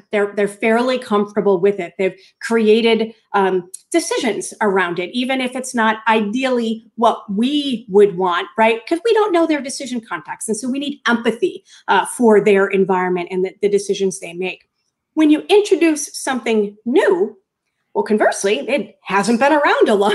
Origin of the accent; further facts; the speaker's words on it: Norwood, Massachusetts, United States; moved away; I grew up in Norwood, Massachusetts